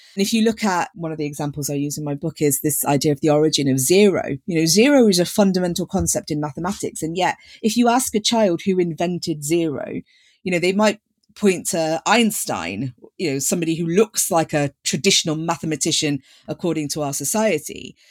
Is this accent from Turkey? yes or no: no; Leicester, East Midlands, United Kingdom; I grew up in Leicester